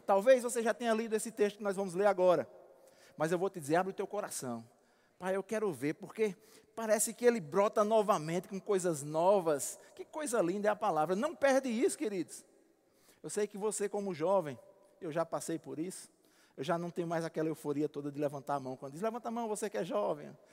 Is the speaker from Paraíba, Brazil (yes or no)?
yes; Alagoa Grande, Paraíba, Brazil; moved away; como diz lá na minha terra em Alagoa Grande